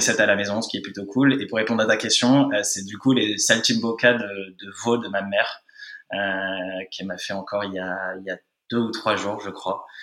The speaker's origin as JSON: {"language": "French", "town": "Nice", "region": "Provence-Alpes-Côte d'Azur", "country": "France", "tie": "born or raised there", "moved": "yes", "lives_now": "Paris, France", "said": "j'ai passé toute mon enfance à Nice"}